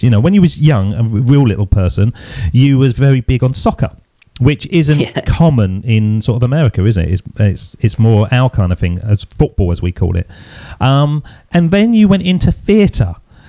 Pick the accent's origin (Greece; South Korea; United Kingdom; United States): United Kingdom; England; Being an Englishman